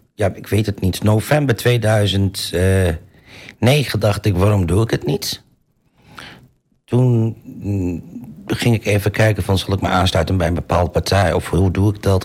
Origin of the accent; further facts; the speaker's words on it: Almelo, Overijssel, Netherlands; ik ben zelf eh, eh, eh, geboren en getogen in Almelo